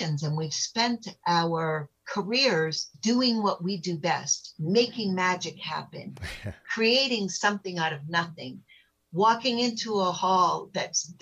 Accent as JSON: {"language": "English", "country": "United States", "tie": "born or raised there", "said": "I was born in America"}